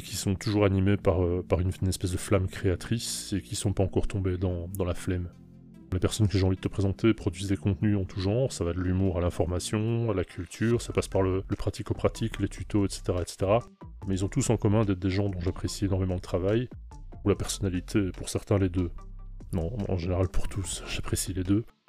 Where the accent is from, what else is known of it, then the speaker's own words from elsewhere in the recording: Belgium; je suis belge, j'ai 47